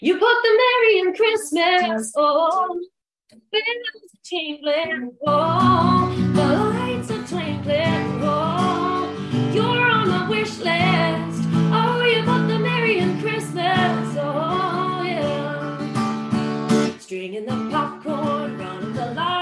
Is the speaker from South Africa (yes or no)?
no; Canada; moved away as an adult; also born or lived in Nashville; being Canadian